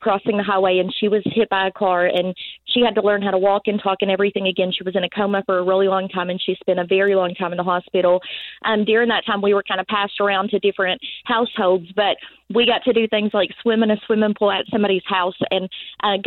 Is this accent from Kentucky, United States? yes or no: yes; Ohio County, Kentucky, United States; also born or lived in Greenville, Kentucky; the next county from where I'm at right now in Ohio County, Kentucky.